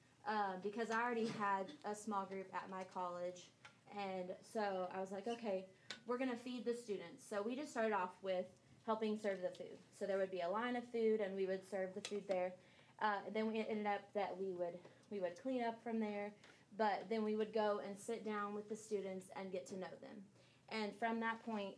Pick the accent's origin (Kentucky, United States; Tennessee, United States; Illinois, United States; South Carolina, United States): Kentucky, United States; I am from Kentucky